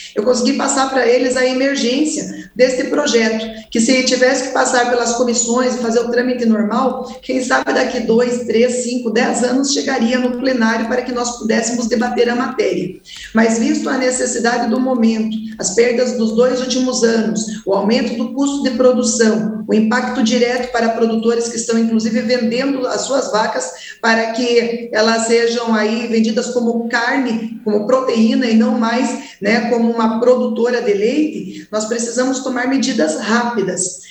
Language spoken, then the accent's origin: Portuguese; Castro, Paraná, Brazil; Eu que sou do estado do Paraná, da cidade que é chamada capital nacional do leite, Castro